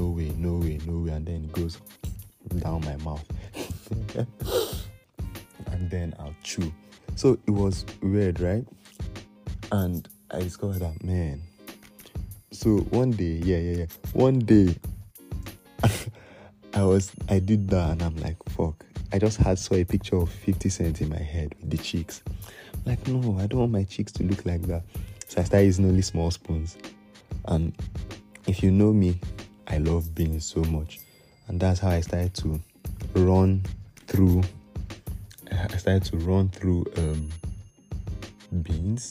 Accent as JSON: {"language": "English", "country": "Nigeria", "said": "As Nigerian"}